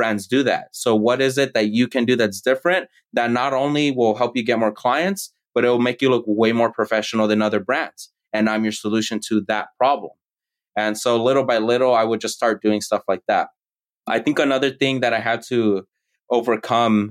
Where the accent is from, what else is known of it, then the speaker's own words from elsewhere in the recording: United States; I'm the American born child